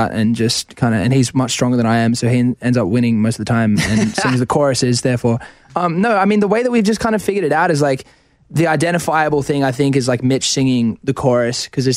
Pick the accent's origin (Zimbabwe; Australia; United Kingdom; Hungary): Australia; being Australian